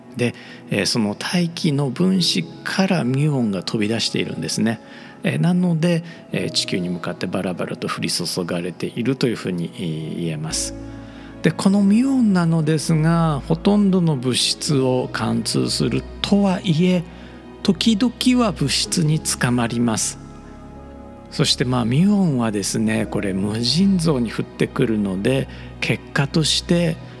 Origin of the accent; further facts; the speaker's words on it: Osaka, Japan; moved away; 僕の故郷大阪